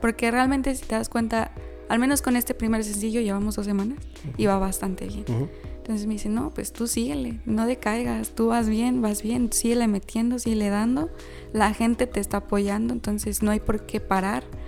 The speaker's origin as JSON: {"language": "Spanish", "region": "San Luis Potosí", "country": "Mexico", "said": "somos conocidos los potosinos"}